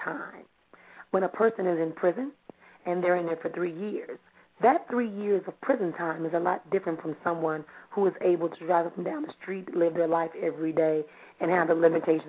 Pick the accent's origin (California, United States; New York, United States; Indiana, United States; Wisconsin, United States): Wisconsin, United States; Milwaukee; from Milwaukee here in my hometown